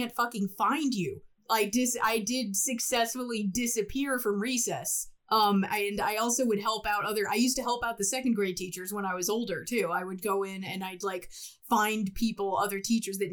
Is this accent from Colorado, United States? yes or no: no; Abington, Pennsylvania, United States; also born or lived in Trenton, New Jersey / Bensalem, Pennsylvania; I didn't move to Abington until I was 7.